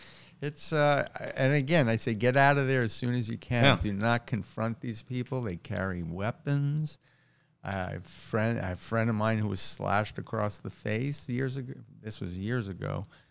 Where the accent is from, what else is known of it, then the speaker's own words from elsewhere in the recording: Queens, New York, United States; And I grew up in New York, my whole life. I grew up in Queens. I moved into Manhattan when I was 19.